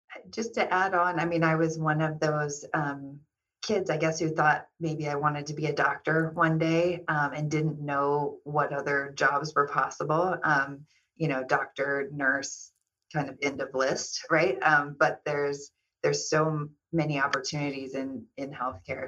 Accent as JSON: {"language": "English", "town": "Kansas City", "country": "United States", "tie": "born or raised there", "also_born_or_lived": "Southern California", "moved": "yes", "lives_now": "Los Angeles, United States", "said": "I'm originally from Kansas City."}